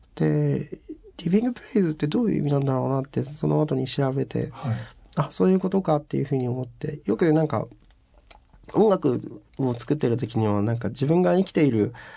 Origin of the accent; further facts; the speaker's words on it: Fukuoka, Japan; now in Tokyo, Japan; そこから逃げるように東京に上京してきた